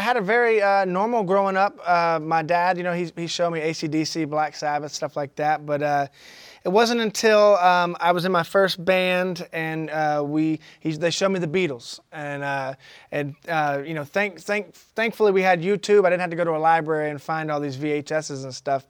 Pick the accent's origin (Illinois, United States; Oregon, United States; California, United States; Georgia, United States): Georgia, United States; McDonough; also born or lived in Atlanta, Georgia